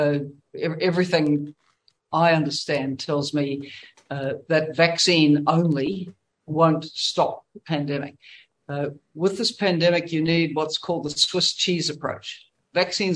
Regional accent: New Zealand; as a New Zealander

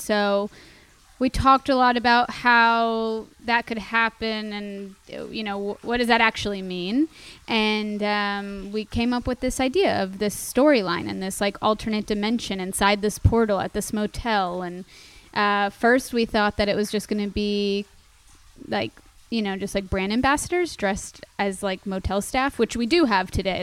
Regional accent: Miami, Florida, United States; now in Los Angeles, United States; growing up in Miami

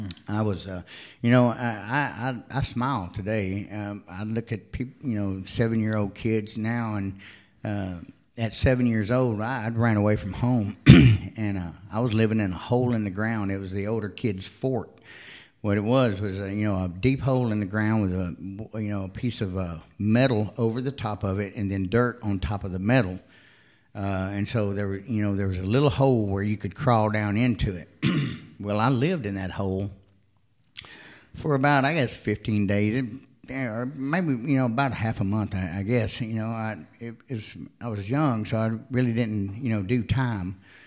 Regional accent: Texas, United States; also born or lived in Florida; No, I was born in Florida, but I moved to Texas early on. I've lived in Texas, Arkansas, Alabama, Mississippi.

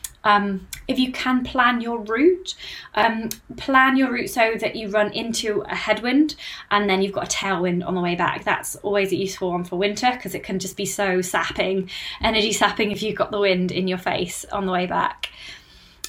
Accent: United Kingdom; I'm British

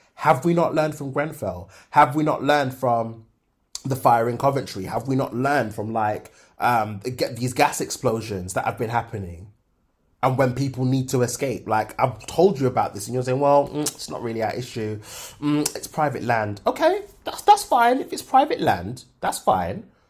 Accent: Jamaica; As a Jamaican

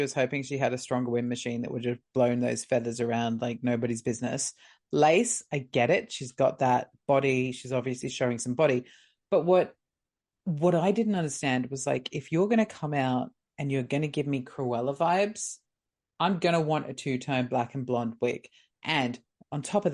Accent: England, United Kingdom; as an English rose myself

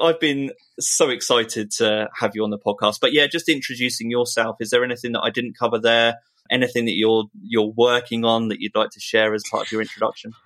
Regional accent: United Kingdom; being British

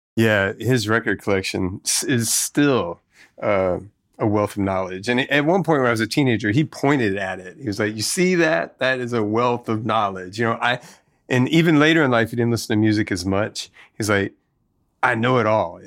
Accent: Tennessee, United States; moved away; also born or lived in Mississippi; we grew up in Tennessee

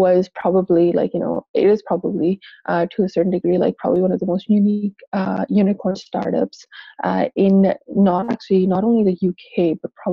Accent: Toronto, Ontario, Canada; moved away as an adult; also born or lived in Pakistan / Seattle, United States; now in United Kingdom; I was born in Pakistan. My parents immigrated to Canada when I was young. So I actually grew up here in Toronto, Canada

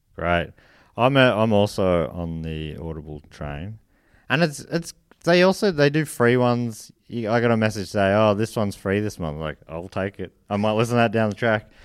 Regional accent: Australia; we're from Sydney? I mean, we're from Australia.

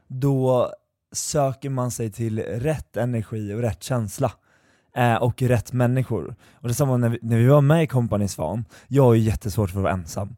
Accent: Eskilstuna, Södermanland, Sweden; jag kommer från Eskilstuna

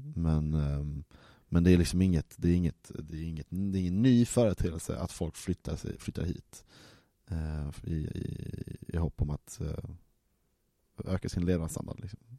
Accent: Malmö, Skåne, Sweden; som Malmöbo

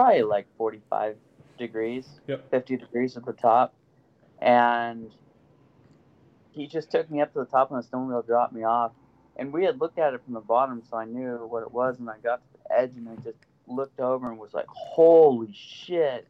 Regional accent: Sandpoint, Idaho, United States; I grew up in Sandpoint, Idaho.

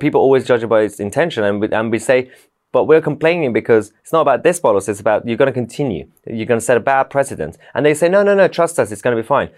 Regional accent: London, United Kingdom; also born or lived in Tehran, Iran; I grew up in London

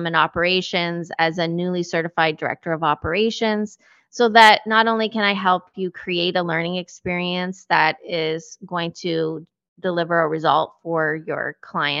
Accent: Canada; we are Canadian too

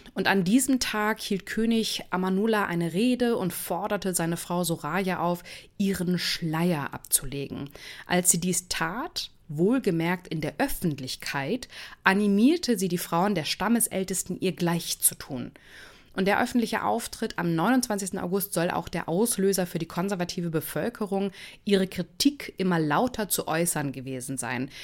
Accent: Germany; bei uns in Deutschland

